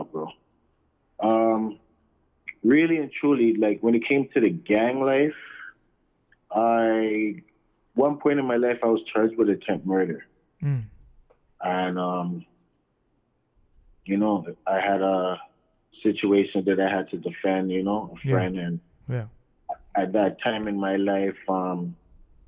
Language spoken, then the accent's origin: English; Toronto, Ontario, Canada; also born or lived in Lawrence Heights, Toronto; that's where I was raised until I was in my early 20s